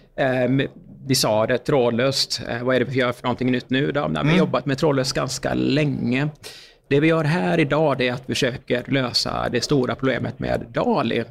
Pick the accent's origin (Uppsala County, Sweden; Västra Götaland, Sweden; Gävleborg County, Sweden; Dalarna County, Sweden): Västra Götaland, Sweden; Uddevalla; Jag kommer ju från eh, Uddevalla